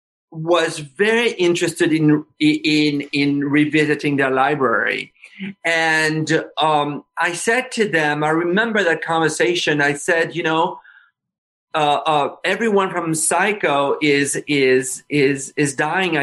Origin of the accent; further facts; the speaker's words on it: France; moved away; I was growing up in France